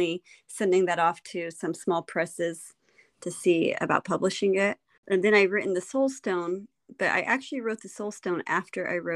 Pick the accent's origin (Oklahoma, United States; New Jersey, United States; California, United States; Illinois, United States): California, United States; I am from California